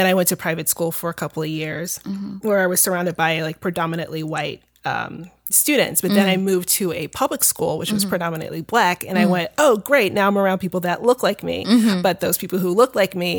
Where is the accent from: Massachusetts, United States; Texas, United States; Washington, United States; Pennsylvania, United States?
Pennsylvania, United States; Philadelphia; now in Los Angeles, United States; I am from Philadelphia.